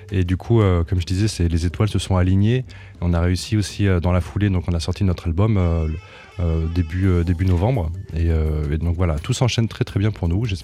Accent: Aÿ, Grand Est, France; je suis originaire de Champagne-Ardenne, dans un petit village du vignoble qui s'appelle Haï, que j'adore, que j'affectionne tout particulièrement.

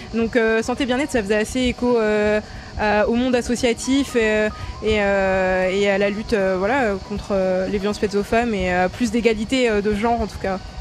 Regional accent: Ardennes, Grand Est, France; je viens des Ardennes, dans un quartier un peu défavorisé

